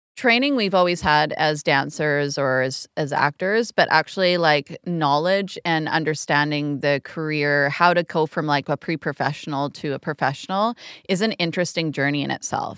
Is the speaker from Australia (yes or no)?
no; Canada; especially as Canadian artists